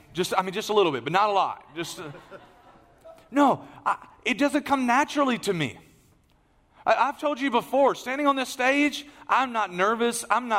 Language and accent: English; Beaumont, Texas, United States; I'm still from Beaumont. So where do you work? I still work at ExxonMobil.